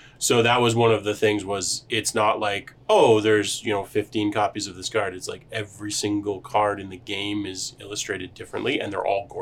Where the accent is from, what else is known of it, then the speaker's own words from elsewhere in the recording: Canada; We are Canadian